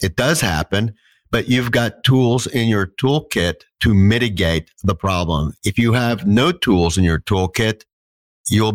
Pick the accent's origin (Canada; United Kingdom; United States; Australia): United States; Texas; moved away; I'm from Texas originally